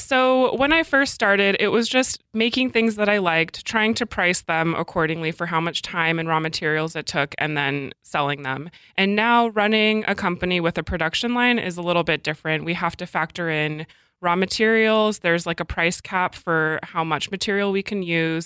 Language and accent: English; Alaska, United States; also born or lived in Portland / France; now in Seattle, United States; I grew up in Alaska, and I didn't really want to move back there, so I moved to Portland